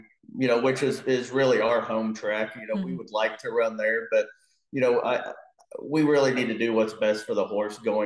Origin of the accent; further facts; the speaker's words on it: Dallas, Texas, United States; we grew up in Dallas